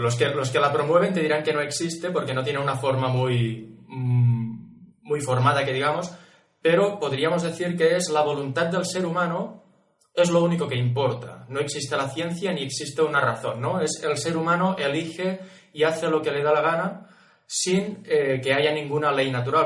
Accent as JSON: {"language": "Spanish", "region": "Catalonia", "country": "Spain", "said": "yo soy catalán"}